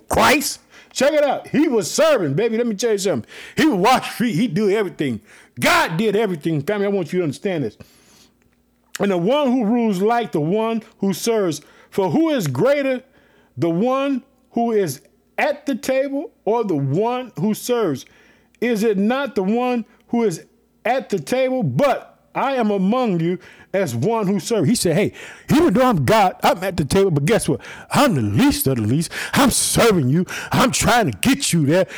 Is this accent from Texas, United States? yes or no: no; Illinois, United States; the people in Illinois, my home state. I live in the city of Chicago